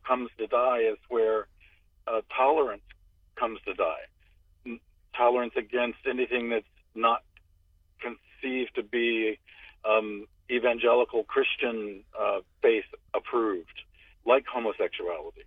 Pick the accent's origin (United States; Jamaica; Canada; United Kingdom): United States; Winter Park, Florida; moved away as an adult; also born or lived in Orlando, Florida; now in Tampa, United States; I grew up in Winter Park, left the state at 22 years old, and just returned 3 years